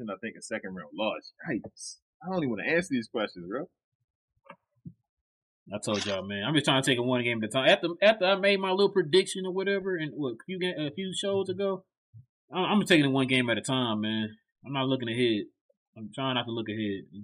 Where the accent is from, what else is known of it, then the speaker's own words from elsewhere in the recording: Baltimore, Maryland, United States; I'm from I'm from East Baltimore, down the hill, bruh.